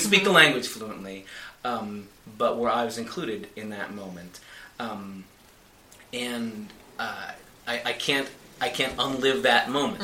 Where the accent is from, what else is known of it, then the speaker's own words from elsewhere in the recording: United States; I'm just an American. Please forgive me for being an American